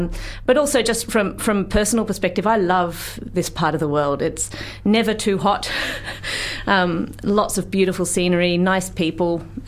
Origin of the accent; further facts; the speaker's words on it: Canberra, Australian Capital Territory, Australia; moved away as an adult; also born or lived in Townsville; now in Dunedin, New Zealand; I grew up in Canberra, quite far from the sea.